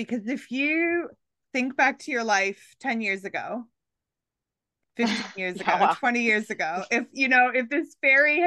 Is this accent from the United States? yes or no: no; Canada; now in Australia; I live here in Australia. I'm Canadian originally